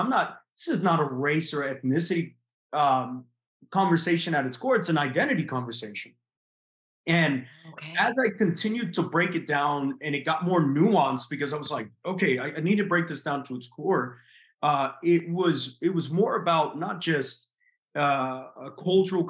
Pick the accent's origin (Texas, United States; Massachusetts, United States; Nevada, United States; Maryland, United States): Texas, United States; moved away as an adult; also born or lived in California / Tennessee / Oklahoma / Florida; I was born in California, raised in Texas, went to school in Tennessee, Oklahoma, lived in Florida